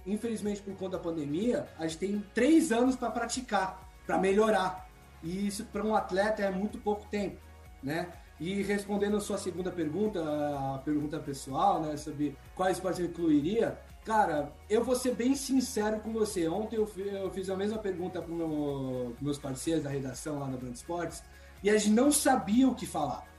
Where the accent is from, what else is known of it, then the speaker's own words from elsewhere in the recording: Brazil; nós brasileiros